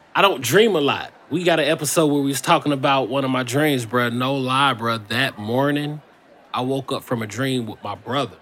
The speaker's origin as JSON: {"language": "English", "region": "Indiana", "country": "United States", "moved": "yes", "said": "I'm from Indiana."}